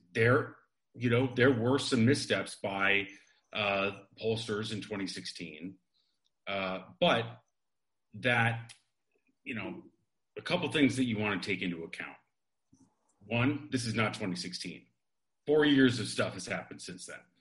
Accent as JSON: {"language": "English", "region": "Midwest", "country": "United States", "tie": "born or raised there", "moved": "yes", "said": "I grew up in the Midwest."}